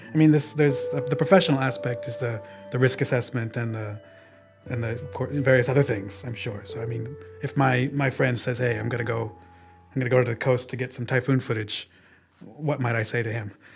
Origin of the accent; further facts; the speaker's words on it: Oregon, United States; moved away as an adult; also born or lived in Mie Prefecture, Japan; now in Japan; I'm from Oregon in the United States and we don't get tropical cyclones